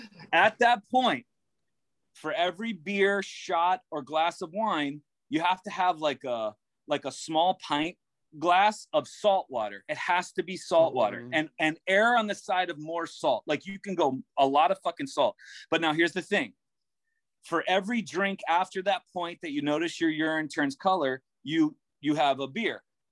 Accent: Tenafly, New Jersey, United States; also born or lived in Florida; I feel like I grew up in Jersey. And then we went to Florida and went everywhere.

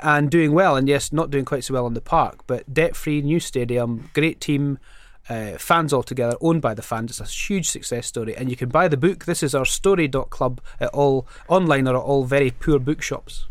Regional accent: Scotland, United Kingdom; as a Scottish, uh, Labour M P

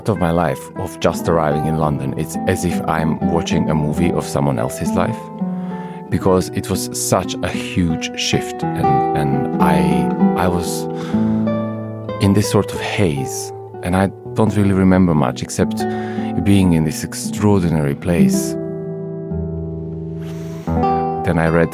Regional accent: Montenegro; I come from Montenegro, this amazingly beautiful little country in the Balkans

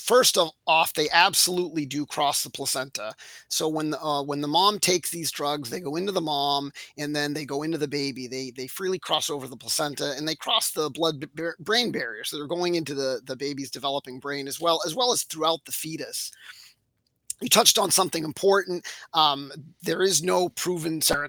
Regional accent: Framingham, Massachusetts, United States; So I'm a local here in my hometown of Framingham, Mass.

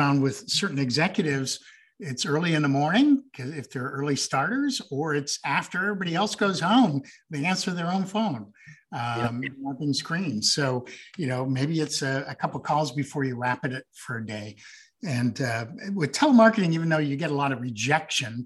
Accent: Green Bay, Wisconsin, United States; also born or lived in Montreal, Quebec, Canada / Trois-Rivières, Quebec, Canada / South Africa; I grew up in Wisconsin, couple blocks from Packers Stadium. I was actually there from when I was 11 until I graduated high school. So I consider that home

